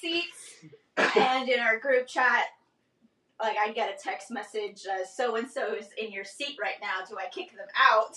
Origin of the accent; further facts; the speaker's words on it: Rio Grande Valley, Texas, United States; moved away as an adult; also born or lived in San Antonio; now in Tulsa, United States; I am from the deep south of Texas in the Rio Grande Valley